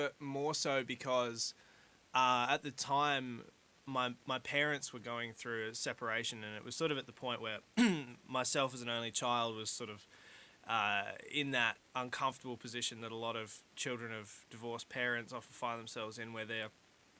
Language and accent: English; Victor Harbor, South Australia, Australia; I was born in Victor Harbour, I believe. I was born in the little hospital down in Victor Harbour.